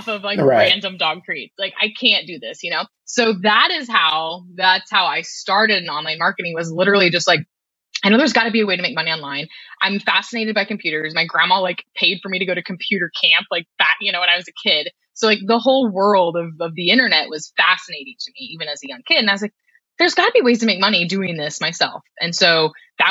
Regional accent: Kansas, United States; I'm from Kansas originally

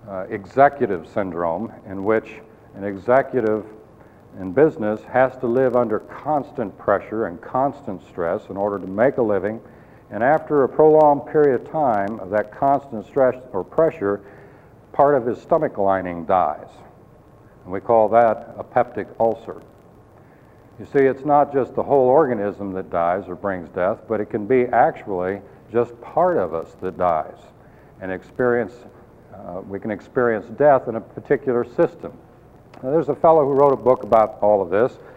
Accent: Colorado, United States; I came from Colorado and I, I love the wilderness areas. Very beautiful. We used to go backpacking all the time

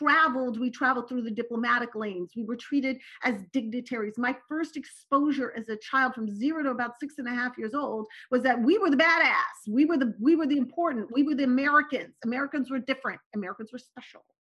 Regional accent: Turkey; born there; also born or lived in Morocco / Syria; Okay, so I was born in Turkey. I lived in Morocco and Syria.

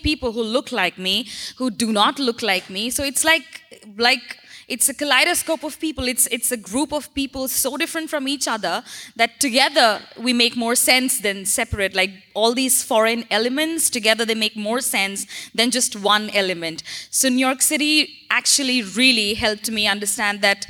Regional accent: India; I'm from India

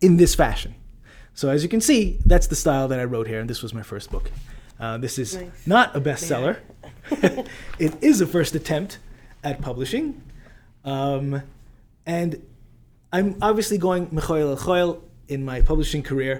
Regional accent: New York City, New York, United States; moved away as an adult; Born and raised in Brooklyn, New York.

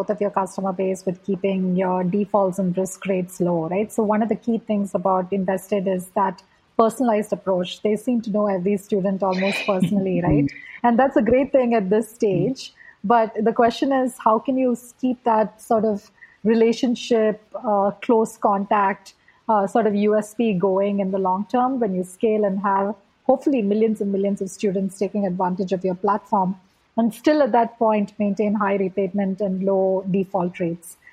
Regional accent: India; growing up in India

